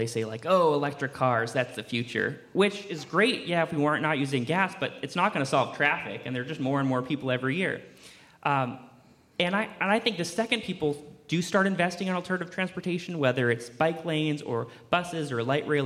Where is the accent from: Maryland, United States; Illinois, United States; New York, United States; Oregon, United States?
Oregon, United States; Portland; growing up in Portland